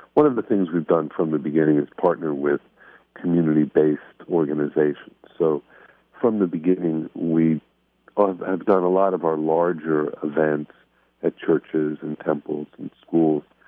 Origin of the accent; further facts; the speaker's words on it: Miami Beach, Florida, United States; I grew up here in Miami. I grew up on Miami Beach